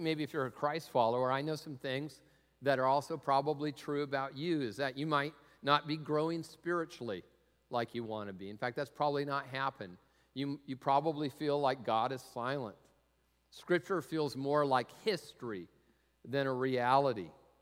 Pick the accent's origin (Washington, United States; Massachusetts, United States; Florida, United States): Washington, United States; Tacoma; I grew up in Tacoma